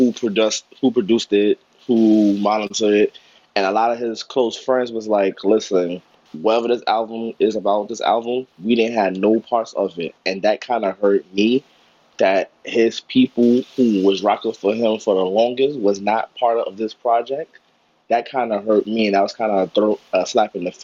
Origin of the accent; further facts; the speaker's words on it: New York, United States; I'm from New York